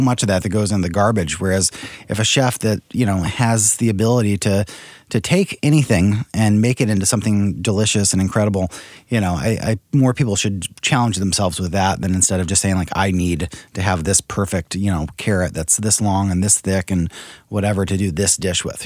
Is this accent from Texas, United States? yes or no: no; St. Louis, Missouri, United States; also born or lived in San Francisco / New York; I grew up here in St. Louis